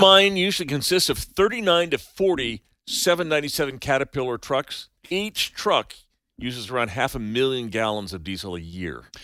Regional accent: Santa Cruz, California, United States; now in Colorado Springs, United States; where I grew up in Santa Cruz, California

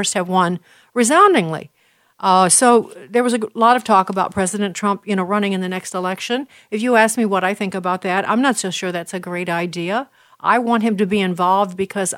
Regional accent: Illinois, United States; Illinois, my home state.

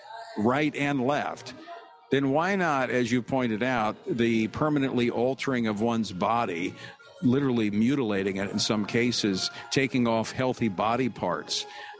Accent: Oklahoma, United States; moved away; also born or lived in Louisiana; I grew up in Oklahoma. I grew up in Oklahoma driving on the dirt roads

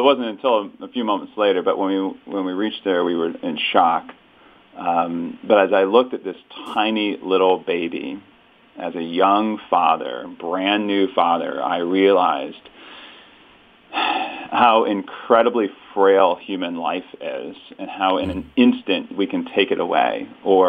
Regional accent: St. Louis, Missouri, United States; I was born and raised in St. Louis, met my wife here, and we still live here in St. Louis, Missouri

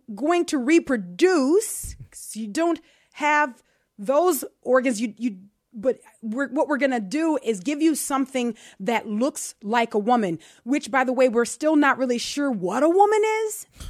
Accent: New Orleans, Louisiana, United States; I'm from New Orleans.

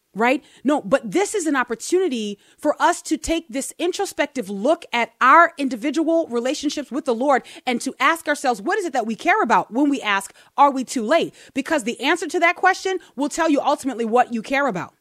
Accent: United States; I'm American

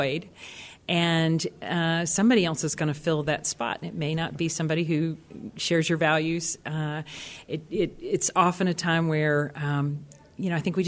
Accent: Alabama, United States; my background, I grew up in Alabama

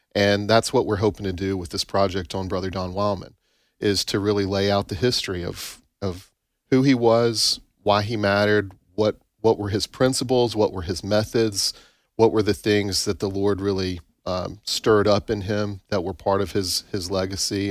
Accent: Tupelo, Mississippi, United States; I grew up in Tupelo

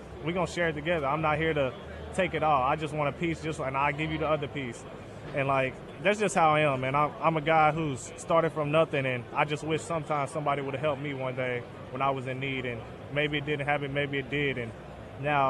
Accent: Northern Kentucky, United States; I'm from north of Kentucky, right across the bridge from Cincinnati

